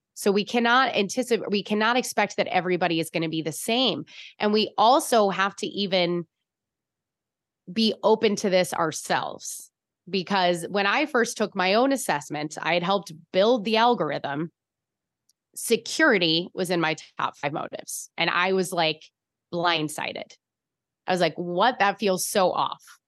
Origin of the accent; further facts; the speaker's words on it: Chicago, Illinois, United States; accent: Chicago; now in San Francisco, United States; I'm from Chicago. I, it was pavement land.